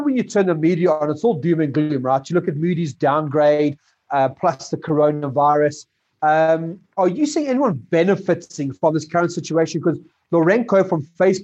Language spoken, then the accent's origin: English; South Africa; us as South African landlords, investors, and tenants